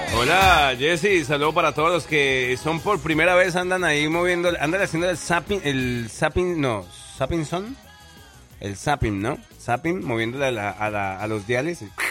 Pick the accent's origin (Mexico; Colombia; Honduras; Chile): Colombia; moved away